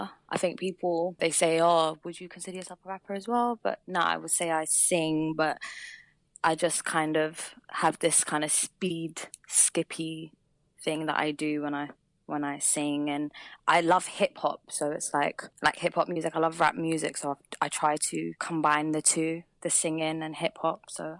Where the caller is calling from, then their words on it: London, United Kingdom; I'm calling from London. Ooh. London town.